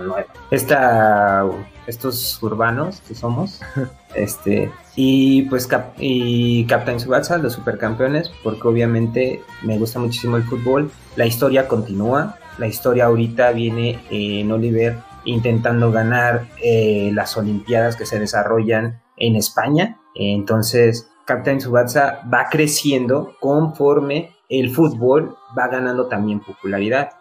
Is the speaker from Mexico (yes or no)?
yes; Mexico; como buen mexicano nos gusta el box